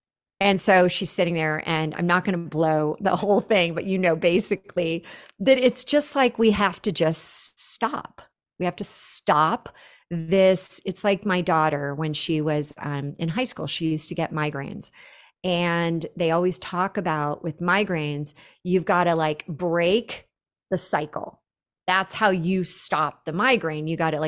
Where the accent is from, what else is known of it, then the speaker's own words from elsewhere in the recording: Silicon Valley, California, United States; I grew up in the Silicon Valley. It was a definitely a man's world.